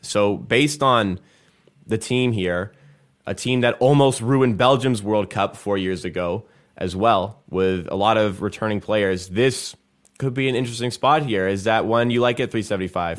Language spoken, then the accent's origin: English; Canada; we are Canadian.